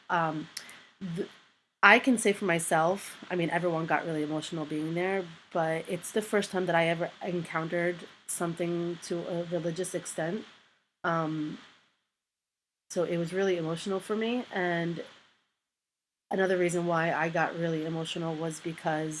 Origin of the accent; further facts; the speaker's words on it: United States; also born or lived in Palestine; I spent most of my life as an American citizen living here